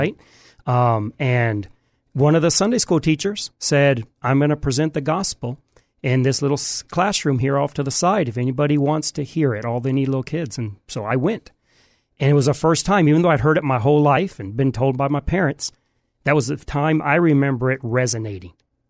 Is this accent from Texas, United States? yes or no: yes; Houston, Texas, United States; born there; also born or lived in Michigan; So I was born in Houston, but I'm not from pretty much anywhere. Until I was about 40, I never lived in the same house more than about 6 months. Wow. So we moved from Michigan to Houston and back every 6 months.